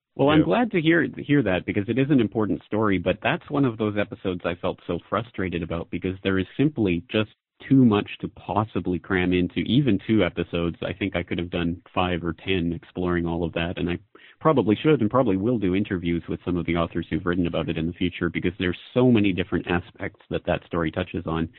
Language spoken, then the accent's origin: English; Canada; moved away as an adult; now in Japan; I'm a Canadian citizen who's living in Japan.